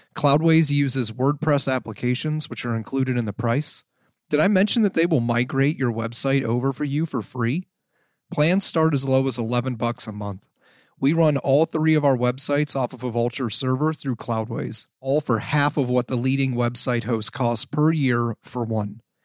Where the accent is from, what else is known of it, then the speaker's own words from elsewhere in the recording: Canton, Ohio, United States; I'm from Canton.